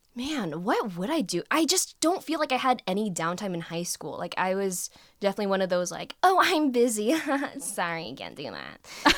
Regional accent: United States; I'm Vietnamese American

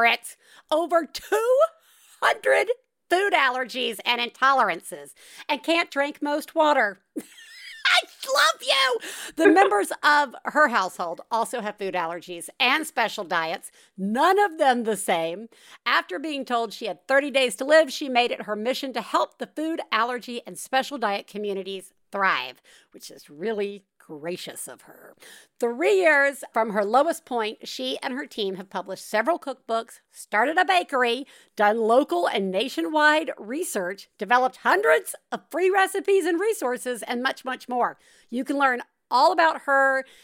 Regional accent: the South, United States; I grew up in the South

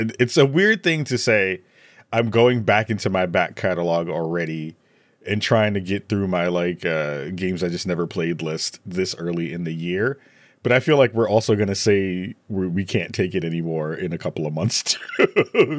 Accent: New York City, New York, United States; I'm from the Bronx.

